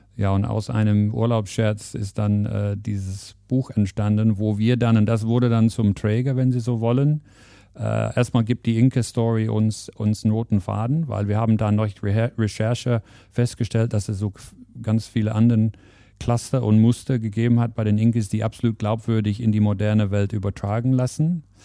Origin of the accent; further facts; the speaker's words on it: England, United Kingdom; German is a second language; moved away as an adult; now in Germany; Also ich verrate, dass ich nicht aus Deutschland komme, das wird man aber direkt hören. Also ich bin gebürtiger Engländer